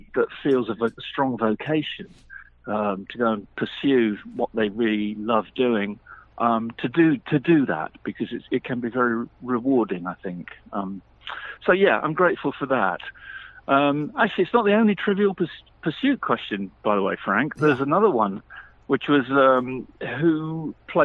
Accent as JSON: {"language": "English", "area": "the Midlands", "region": "England", "country": "United Kingdom", "tie": "born or raised there", "said": "I was born in the Midlands in England, which is sort of 120 miles above London"}